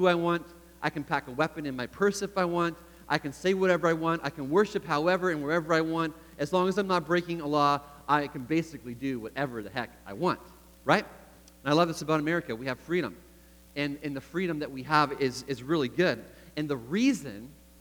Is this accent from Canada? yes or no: yes; Canada; moved away as an adult; now in United States; I grew up in Canada, like Eric talked about a little bit. I was born in the U.S., but spent most of my life in Canada, and then 10 years ago moved back to the U.S.